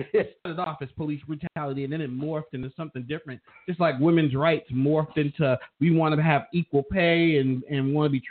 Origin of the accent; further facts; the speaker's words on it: Worcester, Massachusetts, United States; from our hometown or my hometown, and you leaving Worcester, of Worcester, Massachusetts.